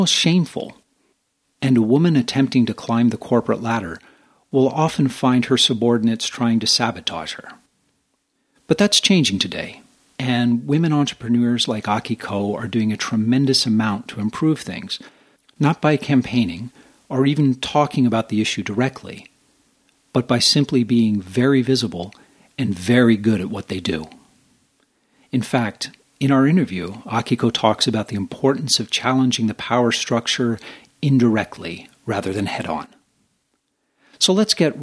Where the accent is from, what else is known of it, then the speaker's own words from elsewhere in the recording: United States; now in Japan; I'm an American